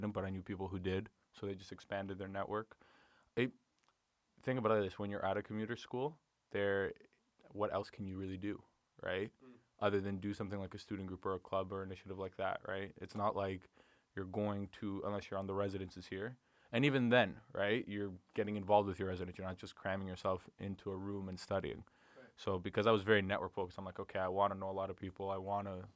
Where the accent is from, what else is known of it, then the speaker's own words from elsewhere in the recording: Mississauga, Ontario, Canada; I'm from Mississauga originally, and I was in high school there